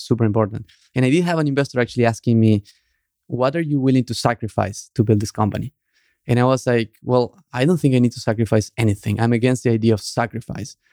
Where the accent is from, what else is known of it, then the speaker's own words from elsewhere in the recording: Argentina; moved away; the group of Argentinians that were friends